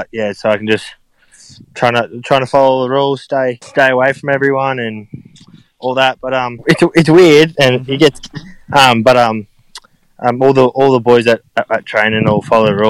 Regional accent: Caboolture, Queensland, Australia; born or raised there; moved away

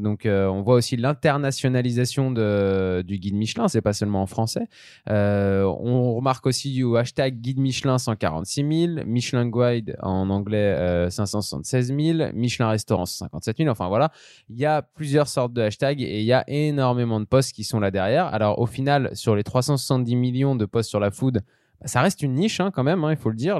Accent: Lyon, Auvergne-Rhône-Alpes, France; nous, en tant que Lyonnais

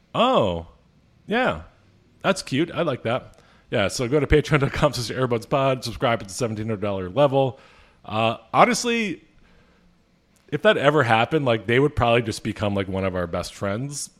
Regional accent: Philadelphia, Pennsylvania, United States; I'm from Philadelphia

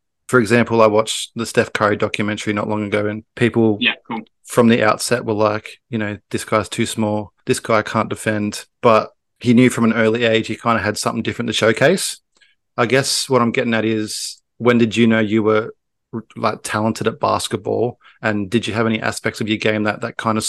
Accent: Sydney, New South Wales, Australia; also born or lived in Illawarra; I kind of grew up Western Sydney for a little bit. Then I moved down to the Illawarra

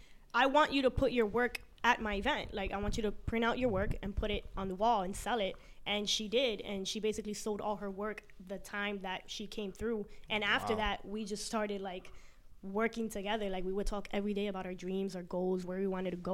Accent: New York City, New York, United States; I'm Colombian, but I'm from Queens.

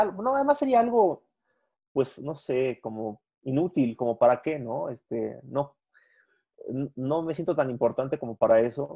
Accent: Mexico; Yo no soy mexicano nomás el 15 de septiembre, yo soy mexicano

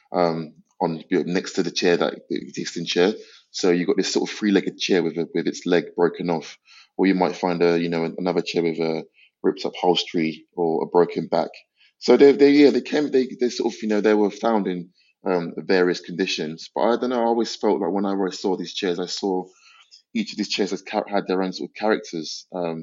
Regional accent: London, United Kingdom; I grew up in North London, in Islington.

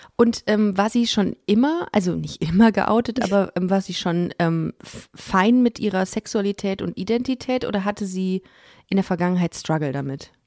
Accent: Düsseldorf, North Rhine-Westphalia, Germany; ich bin ja in Düsseldorf aufgewachsen

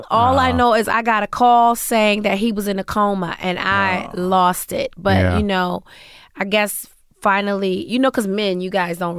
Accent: Washington, District of Columbia, United States; I grew up in Washington, D.C.

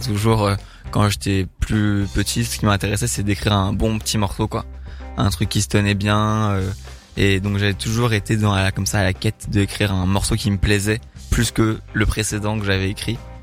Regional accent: Paris, Île-de-France, France; moved away as an adult; now in Bordeaux, France; J'ai grandi à Paris. Ouais. Euh, et j'ai déménagé à Bordeaux il y a deux ans

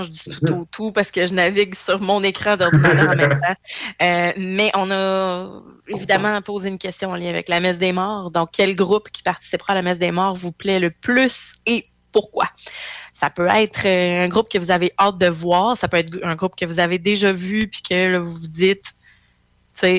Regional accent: Quebec, Canada; Euh, j'ai grandi très près de Valcartier.

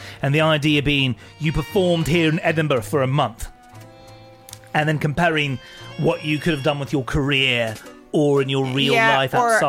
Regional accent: Canada; excuse me, I'm from Canada.

